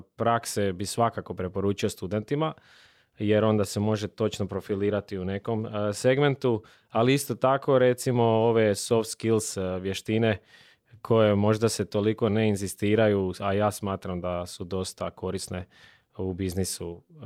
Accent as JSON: {"language": "Croatian", "region": "Slavonia", "country": "Croatia", "said": "dolazim iz Slavonije"}